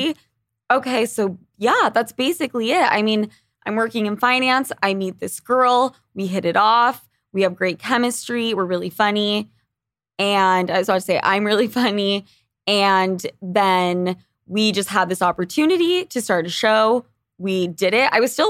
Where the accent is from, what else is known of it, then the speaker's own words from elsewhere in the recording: Utah, United States; born there; Yeah. So I'm born in Utah.